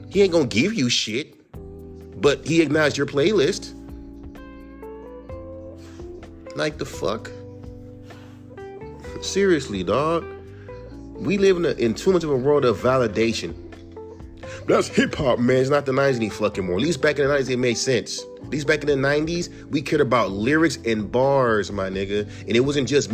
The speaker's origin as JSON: {"language": "English", "region": "California", "country": "United States", "said": "I'm from California"}